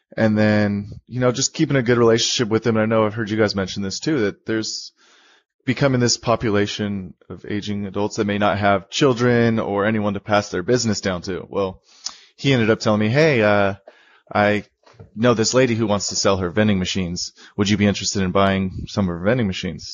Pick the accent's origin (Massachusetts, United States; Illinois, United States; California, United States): California, United States; Bay Area; moved away as an adult; now in Sacramento, United States; I grew up in the Bay Area.